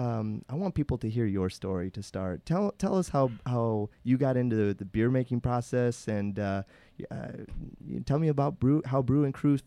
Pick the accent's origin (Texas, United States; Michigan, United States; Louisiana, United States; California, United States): California, United States; Salinas; I grew up in Salinas. I'm from Salinas.